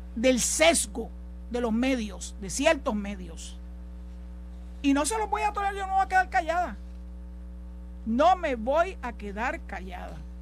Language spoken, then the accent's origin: Spanish; San Juan, Puerto Rico; yo soy nacida y criada en San Juan, en Santurce, para ser más específica, cangrejera hasta la muerte